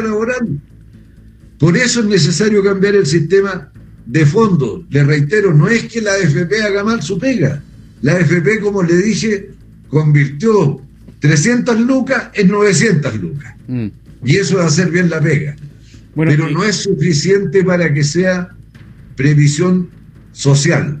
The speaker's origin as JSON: {"language": "Spanish", "country": "Chile", "said": "yo soy chileno"}